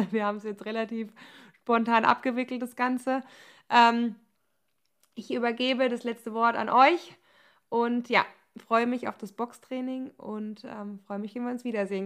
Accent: Germany; moved away; bei uns im Odenwald

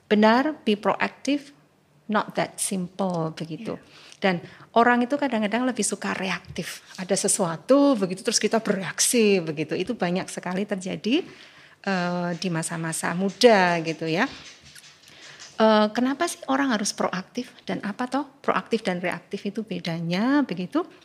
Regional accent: Yogyakarta, Special Region of Yogyakarta, Indonesia; Baik, lalu saya sejak lahir di Yogyakarta gitu ya.

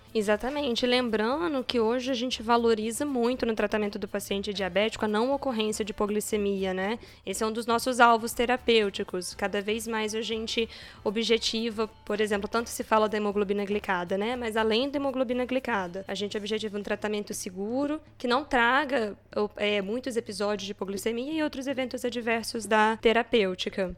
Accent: Juiz de Fora, Minas Gerais, Brazil; moved away as an adult; now in São Paulo, Brazil; Sou de Juiz de Fora, fiz faculdade na UFJF

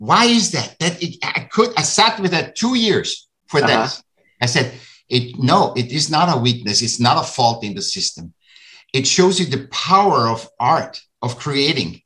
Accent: Vienna, Austria; I'm from Austria, I'm from Vienna

